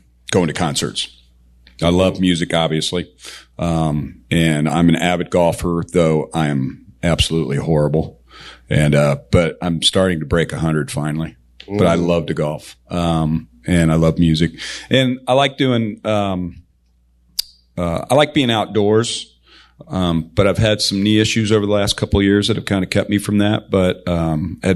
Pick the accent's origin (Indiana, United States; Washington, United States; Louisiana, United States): Indiana, United States; Indianapolis; Indianapolis, Indiana.